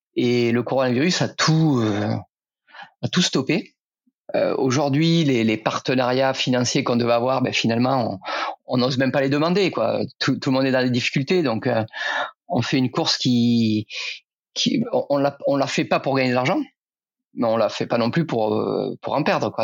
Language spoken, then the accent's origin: French; Rodez, Occitania, France; now in Dijon, France; ça fait longtemps que je suis parti de Rodez, et c'est là où j'ai grandi.